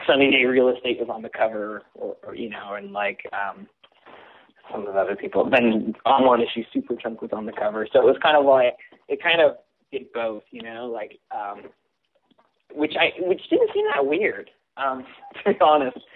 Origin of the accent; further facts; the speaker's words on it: Simi Valley, California, United States; I grew up in Simi Valley, California, which is uh, west of Los Angeles